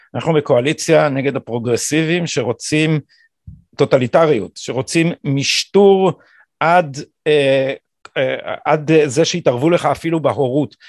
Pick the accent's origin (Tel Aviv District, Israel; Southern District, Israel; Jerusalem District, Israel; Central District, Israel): Jerusalem District, Israel; Jerusalem; born or raised there